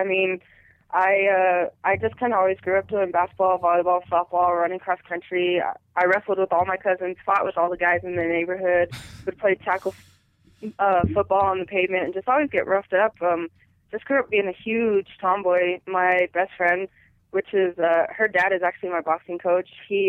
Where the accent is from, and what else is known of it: Colorado, United States